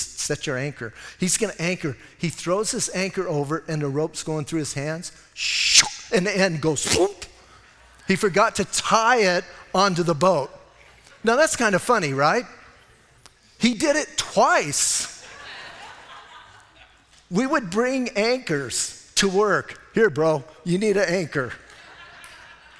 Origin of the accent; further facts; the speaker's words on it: Bisbee, Arizona, United States; I was born and raised in Cochise County in Bisbee.